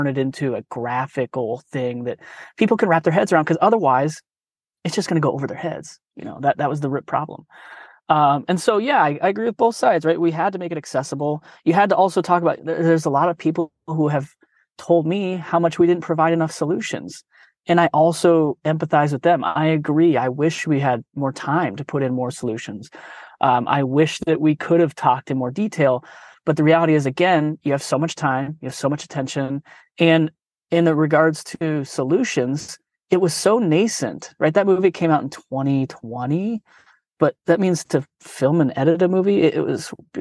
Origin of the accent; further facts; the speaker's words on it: Omaha, Nebraska, United States; now in San Francisco, United States; I'm from Omaha, Nebraska originally